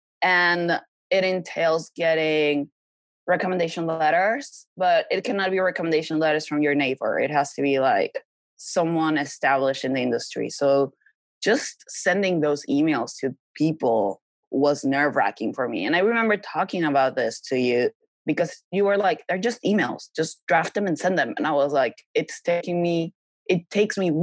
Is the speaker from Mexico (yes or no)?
yes; Mexico; moved away as an adult; now in Los Angeles, United States; I had to go back to Mexico. I set myself back months because I had to go back to my home country